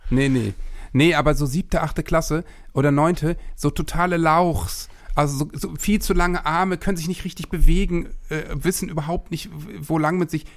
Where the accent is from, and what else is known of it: Worpswede, Lower Saxony, Germany; born or raised there; also born or lived in Osterholz-Scharmbeck